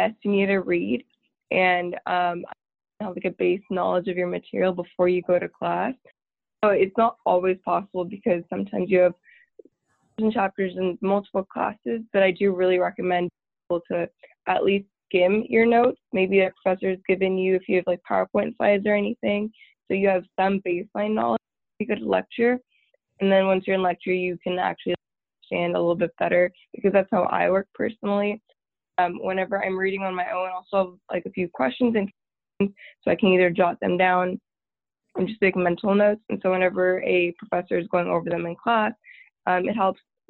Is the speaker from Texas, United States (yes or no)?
yes; Tyler, Texas, United States; moved away as an adult; now in Waco, United States; I'm from Tyler, Texas, which is about 2.5 hours northeast from Waco